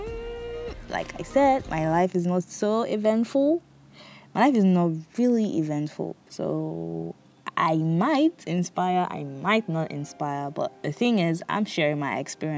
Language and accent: English; Bonny, Rivers State, Nigeria; moved away as an adult; So I grew up in Bonny, a small town where everywhere was trekkable